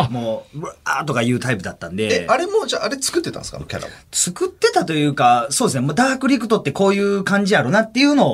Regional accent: Kansai, Japan; accent: Kansai dialect; 僕あの、思いっきり関西弁なんで

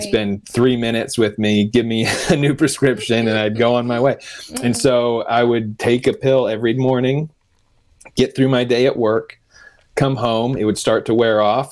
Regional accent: Denver, Colorado, United States; I grew up in Denver

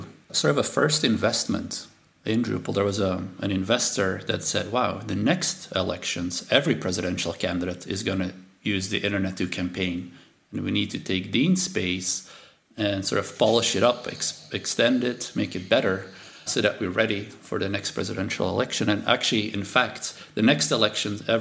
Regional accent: Belgium; first language Dutch; English is a second language; moved away; I'm from Belgium, and so my family's here

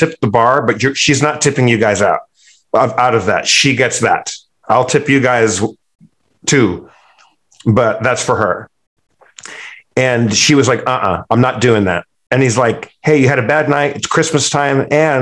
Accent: California, United States; I'm from California

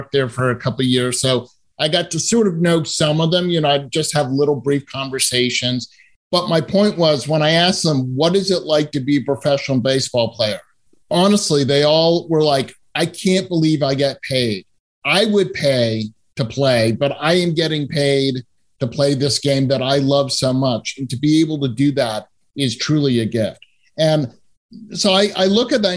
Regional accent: Massachusetts, United States; I grew up in Massachusetts

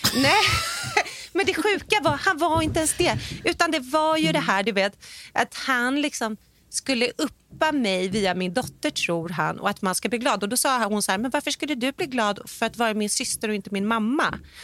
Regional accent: Sweden; also born or lived in Hollywood; now in Los Angeles, United States; hemma i Sverige

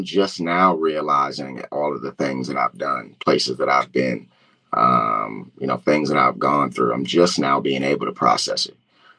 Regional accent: New Jersey, United States; also born or lived in Philadelphia, United States; I grew up, you know, around the area in New Jersey and Philly

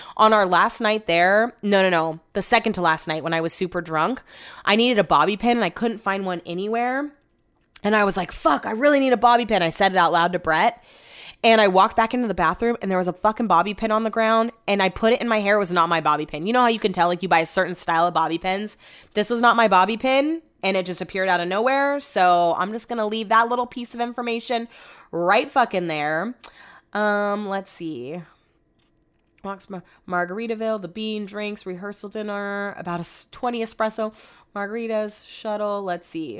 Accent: United States; accent: American; my American accent

